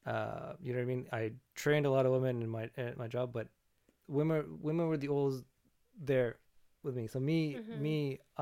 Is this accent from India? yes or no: no; Canada; we as Canadian, like in Canada